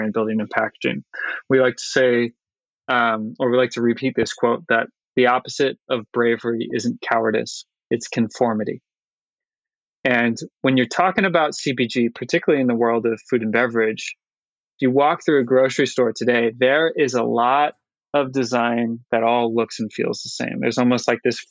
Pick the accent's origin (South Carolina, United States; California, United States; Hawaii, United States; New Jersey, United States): Hawaii, United States; I'm very blessed to have been born and raised in Hawaii, particularly on the islands of Maui and Oahu